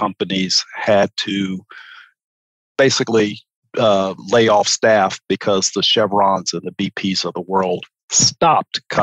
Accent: Chicago, Illinois, United States; moved away as an adult; also born or lived in New Orleans; now in Houston, United States; I'm originally from Chicago. I grew up, I'm a native.

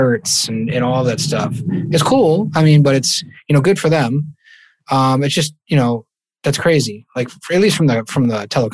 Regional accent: Maine, United States; I'm from Maine. I'm in Maine right now in the Northeast

